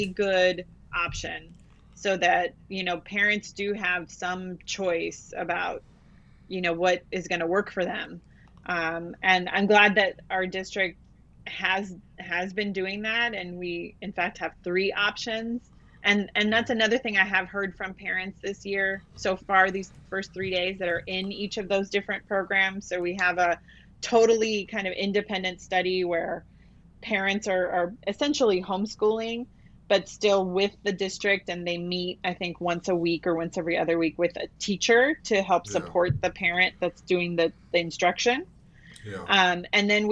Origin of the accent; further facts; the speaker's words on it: Los Angeles, California, United States; also born or lived in Mexico; now in Goleta, United States; I grew up in the Los Angeles area with, you know, East LA and unincorporated parts of the county